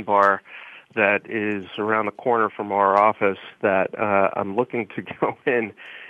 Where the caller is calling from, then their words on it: Philadelphia, Pennsylvania, United States; Yeah, Bonnie, I'm actually in Philadelphia today.